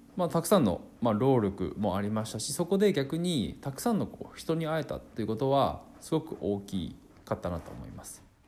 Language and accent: Japanese; Akita, Japan; 地元秋田で生活していて